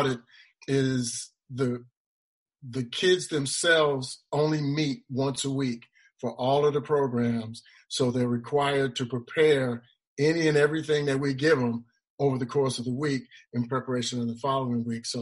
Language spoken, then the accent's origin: English; Chicago, Illinois, United States; Chicago, which was my hometown